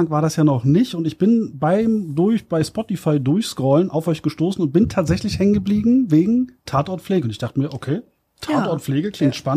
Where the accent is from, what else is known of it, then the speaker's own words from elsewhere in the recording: Germany; wir kommen ja alle hier aus der Region